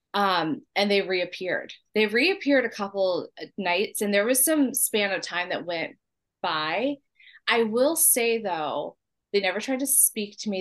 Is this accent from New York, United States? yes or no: no; San Diego, California, United States; moved away; I was born in San Diego, San Diego, June 30th, 1981